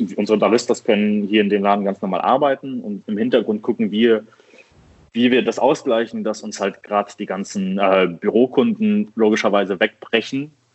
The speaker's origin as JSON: {"language": "German", "town": "Düsseldorf", "region": "North Rhine-Westphalia", "country": "Germany", "said": "ich komme aus Düsseldorf und ich mache hier Kaffee bei der Rösterei 4"}